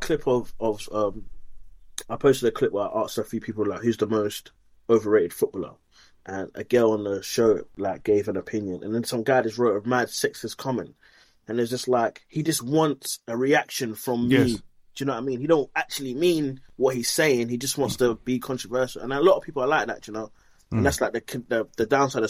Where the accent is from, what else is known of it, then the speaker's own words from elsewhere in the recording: London, United Kingdom; growing up in South London